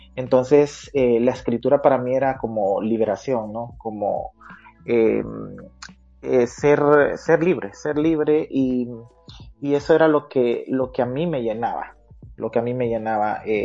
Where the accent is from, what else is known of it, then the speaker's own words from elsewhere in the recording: San Pedro Sula, Cortés, Honduras; realmente nací en, en, la ciudad cívica de Honduras, así le llaman a la ciudad donde, de donde soy, eh, Panchito Lloro, pero desde muy temprana edad me mudé a la capital industrial de Honduras, a San Pedro Sula